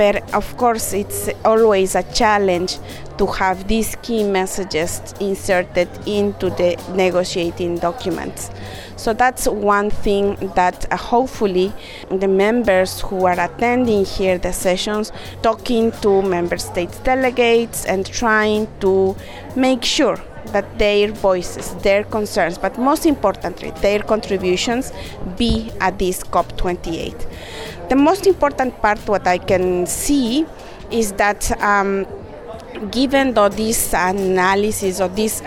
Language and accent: English; Ecuador; I am Quichua from Ecuador